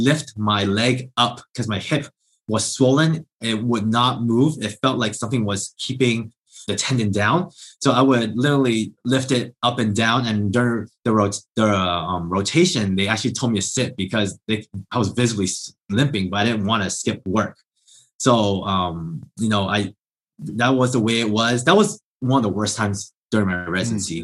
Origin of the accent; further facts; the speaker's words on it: Southern California, United States; I grew up in Southern California